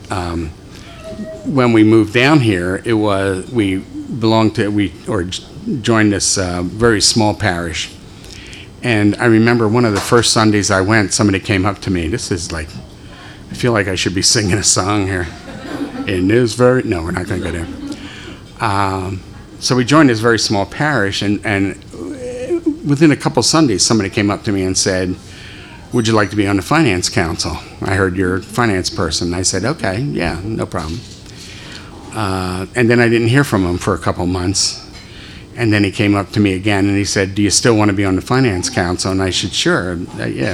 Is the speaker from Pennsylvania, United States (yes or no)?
yes; Philadelphia, Pennsylvania, United States; I was born in Philadelphia, raised there